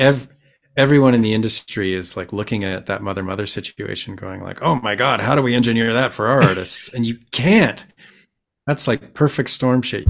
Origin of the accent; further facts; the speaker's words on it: Vancouver, British Columbia, Canada; I am from Vancouver, B C, Canada.